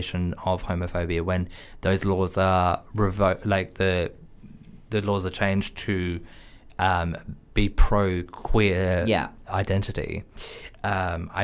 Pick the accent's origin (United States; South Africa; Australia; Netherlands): Australia; As an Australian